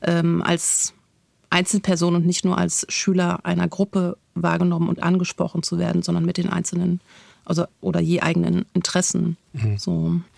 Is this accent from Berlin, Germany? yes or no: yes; Berlin, Germany; für mich als Berlinerin